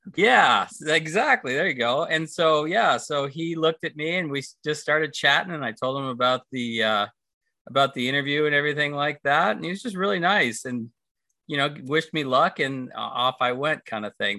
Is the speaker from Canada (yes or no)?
yes; Toronto, Ontario, Canada; moved away as an adult; also born or lived in United States / California; I grew up in Toronto. I was born in the states, but parents one was American, one was Canadian, so had me in the states. Went back to Toronto, grew up there